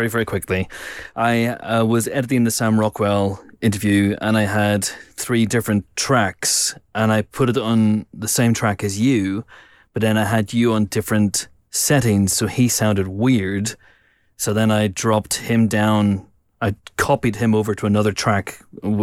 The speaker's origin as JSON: {"language": "English", "town": "Banbridge", "region": "Northern Ireland", "country": "United Kingdom", "tie": "born or raised there", "said": "growing up in Banbridge in Northern Ireland"}